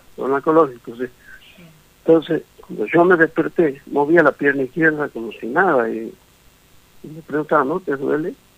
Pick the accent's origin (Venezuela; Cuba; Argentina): Argentina; Tucumán; moved away; Tucumán es, mi patria chica